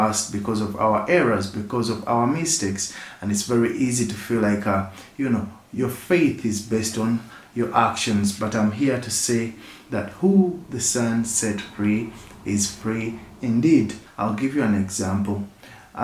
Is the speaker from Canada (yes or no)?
no; Uganda; I come from Uganda and I work with Rock Projects Uganda